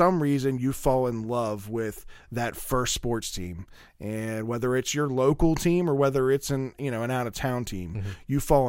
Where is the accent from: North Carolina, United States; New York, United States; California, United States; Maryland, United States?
Maryland, United States; Middle River; I come from Middle River